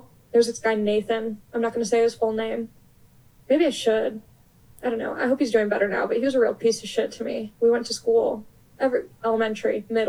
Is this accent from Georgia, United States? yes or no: no; Long Beach, California, United States; I'm from Long Beach, California